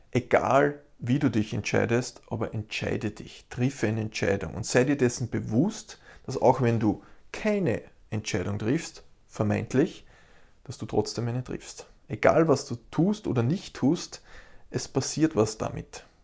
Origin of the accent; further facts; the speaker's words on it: Austria; Ich als Österreicher will beispielsweise nach Hamburg fliegen.